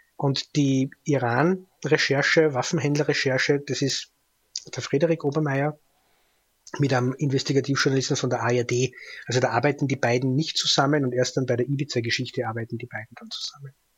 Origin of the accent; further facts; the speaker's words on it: Austria; ich als Österreicher